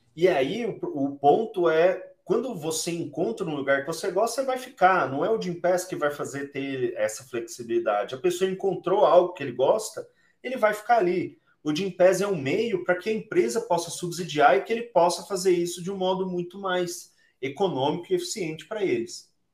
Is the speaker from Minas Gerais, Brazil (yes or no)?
yes; Boa Esperança, Minas Gerais, Brazil; ambos somos mineiros, então sou de uma cidade chamada Boa Esperança, lá no sul de Minas